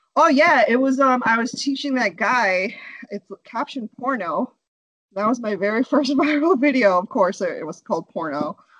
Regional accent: United States; also born or lived in India; we were both born in India. We moved here when we were young, and so we, we were raised here in America

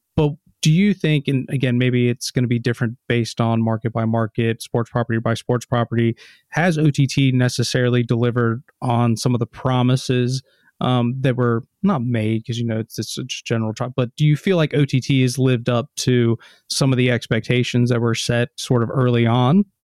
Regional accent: United States; moved away; as an American

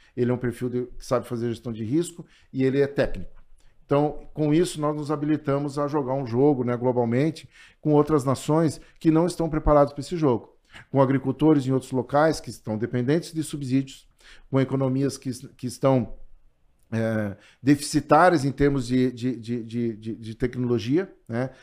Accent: Santo Augusto, Rio Grande do Sul, Brazil; also born or lived in Itaqui; eu me criei em Santo Augusto. E me identifico e digo que sou de Santo Augusto

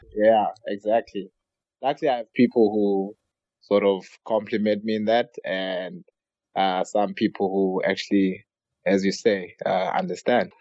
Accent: South Africa; growing up in South Africa

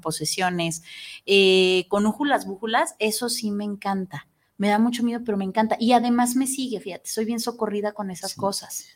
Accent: Mexico; amo ser mexicana, me encanta

